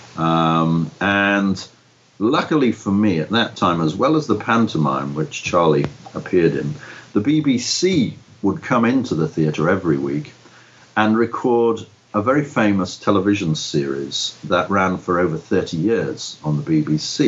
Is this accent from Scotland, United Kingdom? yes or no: no; Liverpool, North West England, United Kingdom; moved away as an adult; I grew up in Liverpool, was born and bred in Liverpool